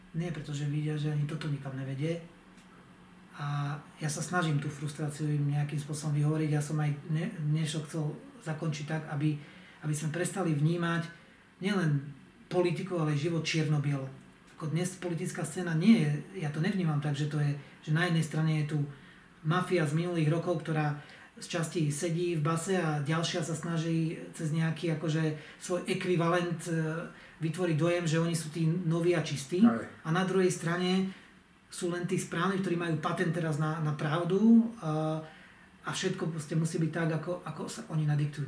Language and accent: Slovak; Zemplín, Slovakia; u nás na Zemplíne